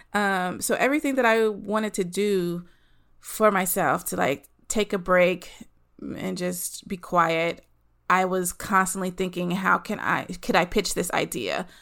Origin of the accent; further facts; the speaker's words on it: the South, United States; moved away as an adult; also born or lived in Los Angeles; I'm from the South, living in the South. Um, eventually, I moved